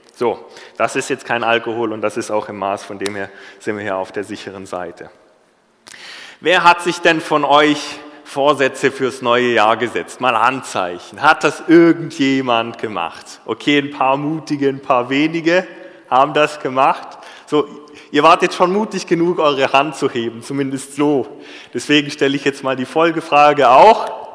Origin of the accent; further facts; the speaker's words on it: Germany; Als Deutscher